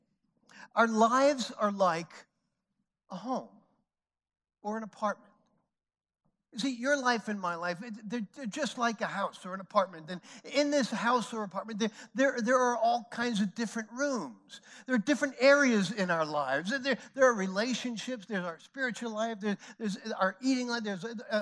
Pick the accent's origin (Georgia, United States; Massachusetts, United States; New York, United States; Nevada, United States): New York, United States; New York City; I grew up in New York City